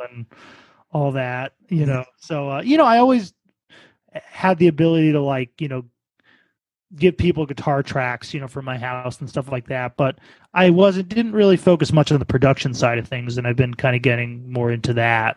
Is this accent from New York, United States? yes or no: yes; New York City, New York, United States; also born or lived in Baltimore; I'm also originally from New York